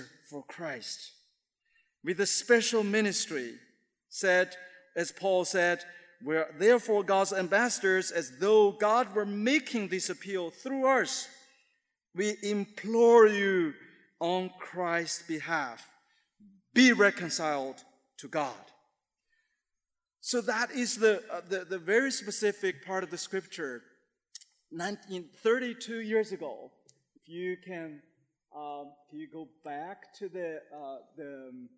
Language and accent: English; Shandong, China; moved away; he's from my hometown area, we're Shandongese